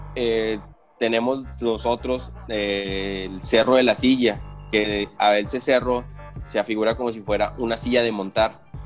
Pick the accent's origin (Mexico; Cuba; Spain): Mexico; Nuevo León; accent: norteño; now in Monterrey, Mexico; nosotros, como estamos en el norte, somos los norteños